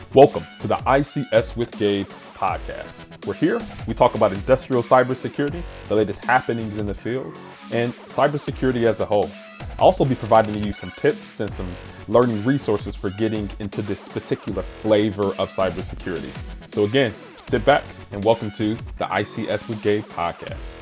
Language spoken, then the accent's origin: English; Detroit, Michigan, United States; born and raised in Detroit, Michigan